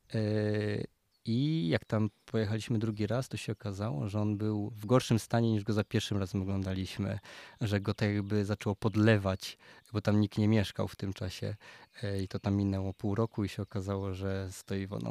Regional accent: Częstochowa, Silesian Voivodeship, Poland; also born or lived in Wrocław; now in Kondratów, Poland; u nas w Częstochowie jest orkiestra

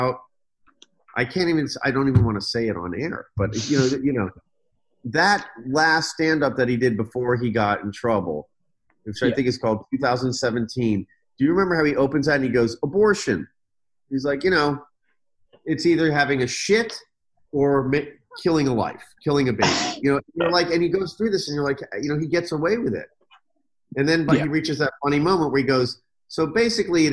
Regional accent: Washington, District of Columbia, United States; I grew up in Washington, D.C.

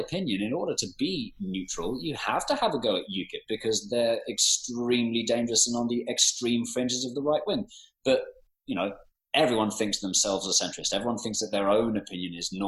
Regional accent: London, United Kingdom; growing up in Northwest London

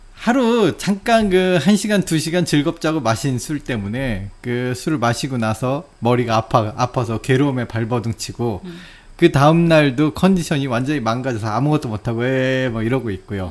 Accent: South Korea; now in Japan; 제 고향의 그 음식

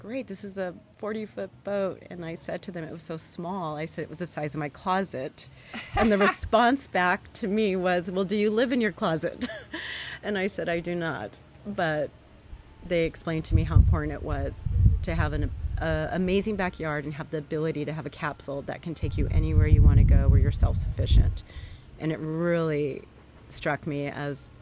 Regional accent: Los Angeles, California, United States; moved away as an adult; now in La Cruz de Huanacaxtle, Mexico; I grew up in Southern California, Los Angeles, near the Santa Monica area, and spent a lot of time as a child going to the beaches.

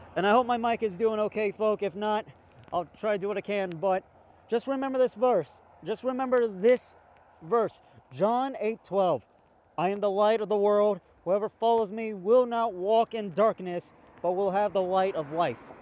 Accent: United States; as an American

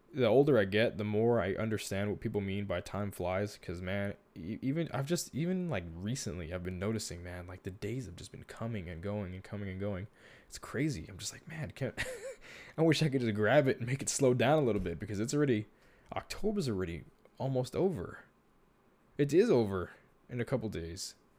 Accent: Texas, United States; born or raised there

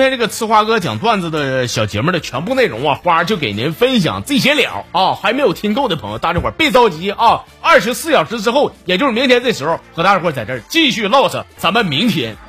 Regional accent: Northeast China, China; 该说不说的，俺们东北人呐，确实从来没有赢过一场网络的暴力。

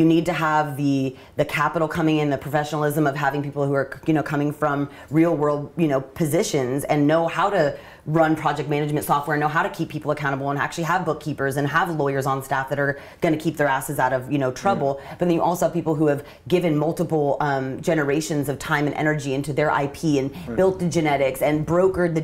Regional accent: Northern California, United States; born and raised in NorCal

